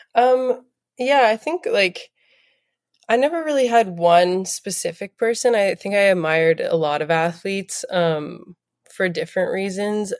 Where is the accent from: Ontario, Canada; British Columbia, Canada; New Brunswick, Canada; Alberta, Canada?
Ontario, Canada; Toronto; also born or lived in New Jersey; we moved back when I was three, and then, um, from then on, yeah, born and raised in Toronto